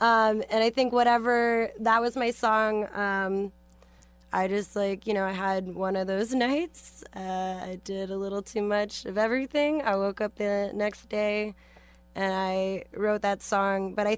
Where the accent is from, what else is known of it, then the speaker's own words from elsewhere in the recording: San Francisco, California, United States; I'm from San Francisco, so I'm familiar.